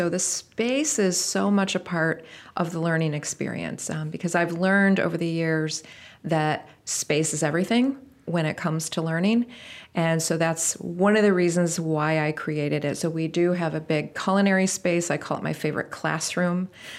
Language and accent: English; Rockford, Illinois, United States; And I decided to come back to Rockford, which is my hometown where I grew up, and see if it was going to work.